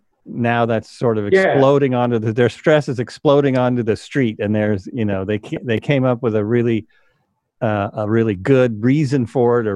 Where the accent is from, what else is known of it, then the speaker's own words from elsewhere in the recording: United States; I still grew up in America, and I still grew up as an American male